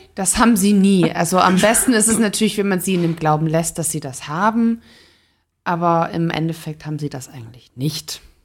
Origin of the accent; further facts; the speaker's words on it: Stuttgart, Baden-Württemberg, Germany; moved away; ich komme ursprünglich aus Stuttgart